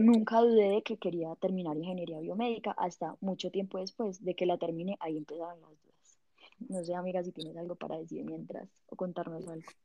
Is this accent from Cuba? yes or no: no; Pereira, Risaralda, Colombia; moved away as an adult; now in Bogotá, Colombia; yo, soy de Pereira y hace seis años me vine a vivir a Bogotá